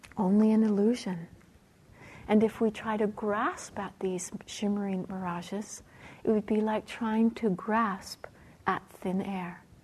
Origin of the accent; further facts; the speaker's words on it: Canada; Being a Canadian